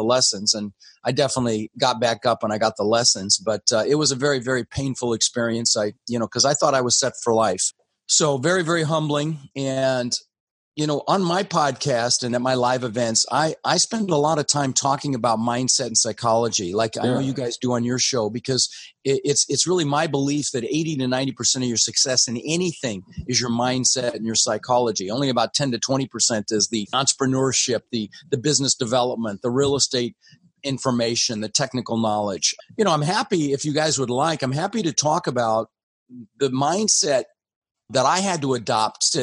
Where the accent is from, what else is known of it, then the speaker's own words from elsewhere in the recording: Denver, Colorado, United States; English is a second language; also born or lived in Netherlands; I immigrated to this country when I was 6 years old with my brother Albert, my mother Svancha. We came in from Holland, actually, and I ended up in Denver, where we lived for about 30 years.